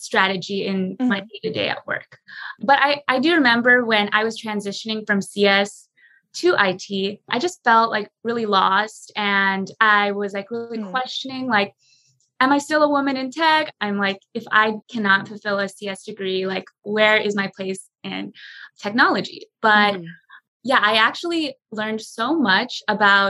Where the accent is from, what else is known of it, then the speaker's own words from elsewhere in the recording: San Jose, California, United States; I was born and raised in San Jose, California, which is a Silicon Valley